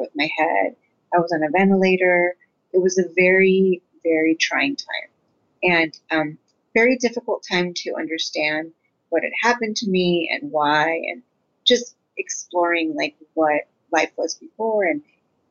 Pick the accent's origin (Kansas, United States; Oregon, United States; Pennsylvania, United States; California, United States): California, United States; Redwood City; I am from the Bay Area. I was born and raised in Redwood City, but my parents immigrated from Guatemala.